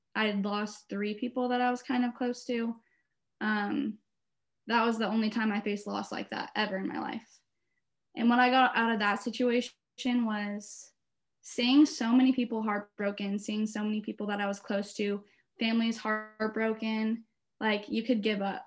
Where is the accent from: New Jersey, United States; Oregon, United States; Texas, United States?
Oregon, United States; Beaverton; I'm from Beaverton, Oregon